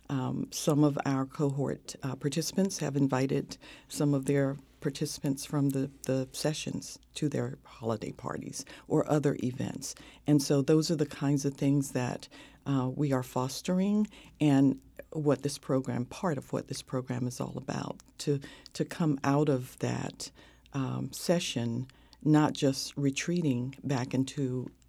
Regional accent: North Carolina, United States; growing up in North Carolina um, in the segregated South in the 50s.

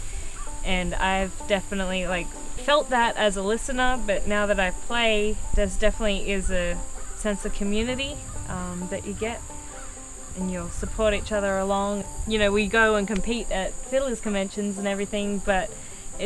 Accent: Australia; moved away; I'm from Australia, and my dad got really into bluegrass music back in the 70s.

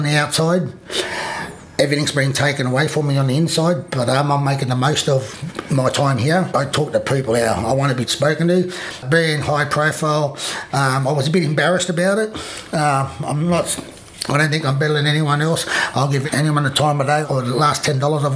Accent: Sydney, New South Wales, Australia; also born or lived in Narrabri, New South Wales; I'm from Narrabri, so I'm a proud Gamilaroi man. Although, when my dad died, he died when I was two. So Mum moved us to Sydney.

